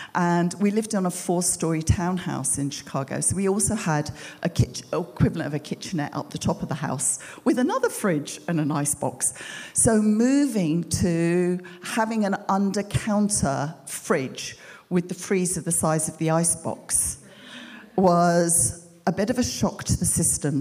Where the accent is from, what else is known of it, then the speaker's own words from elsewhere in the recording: United Kingdom; moved away as an adult; we're British, but we hadn't lived here for 22 years.